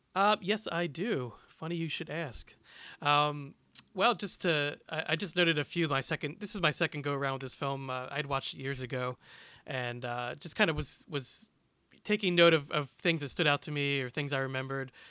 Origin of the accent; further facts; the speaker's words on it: Philadelphia, Pennsylvania, United States; I am from the Philadelphia area.